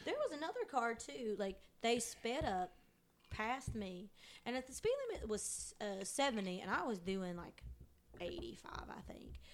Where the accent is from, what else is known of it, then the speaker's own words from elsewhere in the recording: Eastern Kentucky, United States; growing up in Eastern Kentucky, that's all my parents listened to was country music or bluegrass